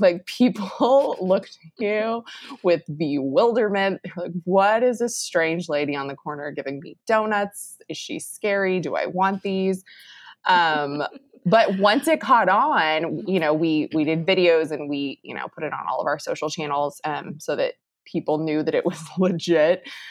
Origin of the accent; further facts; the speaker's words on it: Round Rock, Texas, United States; it's actually my hometown, so it's a good place to be